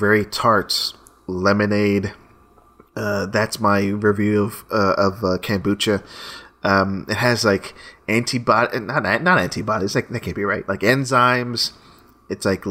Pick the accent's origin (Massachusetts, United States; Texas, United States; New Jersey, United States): Texas, United States; Austin; I'm from Austin, Texas